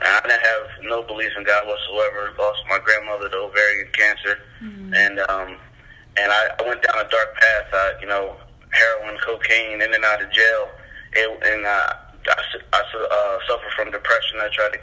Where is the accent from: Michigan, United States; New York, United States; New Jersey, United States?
New Jersey, United States; also born or lived in Massachusetts; now in Connecticut, United States; I'm from Jersey, here I am in Connecticut, now I go to Bible College in Massachusetts